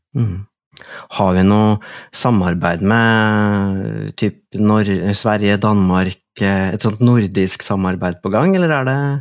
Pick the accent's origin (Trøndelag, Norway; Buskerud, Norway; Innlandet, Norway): Buskerud, Norway; Drammen; jeg er fra Drammen